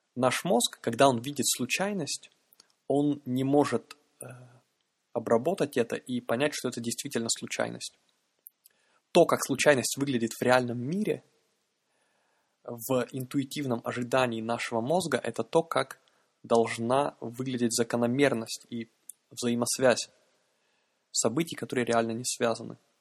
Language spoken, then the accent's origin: Russian; Yaroslavl, Yaroslavl Oblast, Russia; я человек из Ярославля